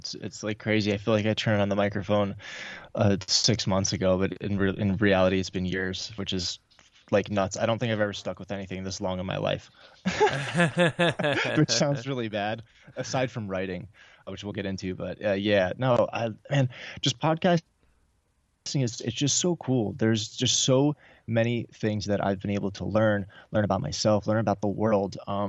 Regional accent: New York, United States; I grew up in New York in a divorced family, like a lot of other people.

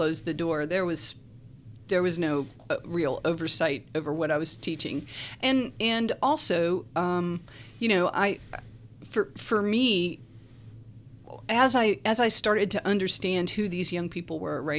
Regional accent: Virginia, United States; moved away as an adult; also born or lived in Charlotte, North Carolina; now in Lynchburg, United States; I grew up in Virginia, and then I came in 85.

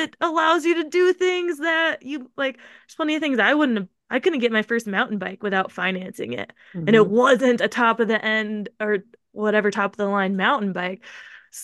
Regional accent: Tacoma, Pacific Northwest, United States; I'm from the Northwest

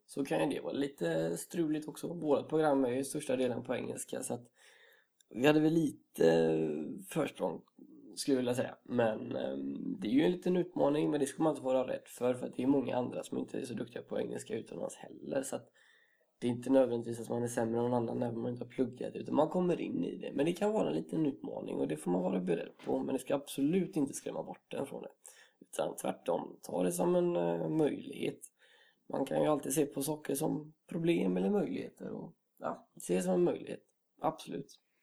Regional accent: Gothenburg, Västra Götaland, Sweden; also born or lived in Karlstad; en stolt göteborgare och mm. det är eh, kul att komma hem till Göteborg igen

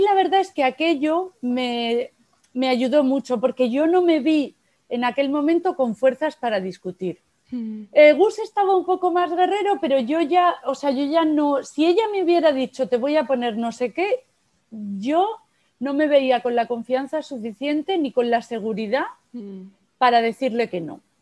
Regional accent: Almería, Andalusia, Spain; Yo nací en Almería

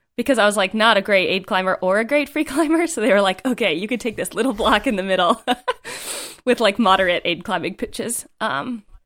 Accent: East Coast, United States; moved away; I'm from the East Coast

